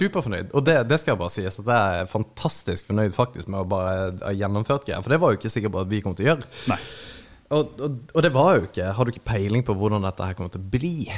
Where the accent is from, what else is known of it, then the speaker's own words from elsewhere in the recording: Kristiansand, Agder, Norway; moved away; Jeg er da tilflytteren fra Kristiansand